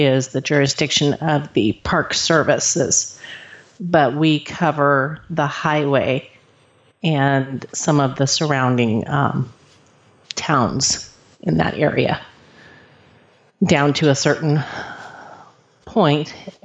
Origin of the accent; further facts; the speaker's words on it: Fairbanks, Alaska, United States; also born or lived in Anchorage, Alaska / Arizona; now in North Pole, United States; I was born in Anchorage and didn't spend any time there. We moved to Arizona when I was just a baby. And then we moved back to Alaska in 1975. And we lived in North Pole for a few months at that time until we got settled into a house in Fairbanks